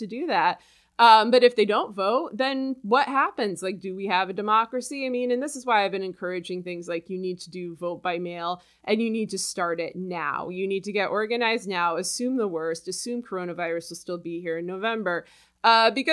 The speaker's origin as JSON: {"language": "English", "country": "United States", "said": "I'm an American"}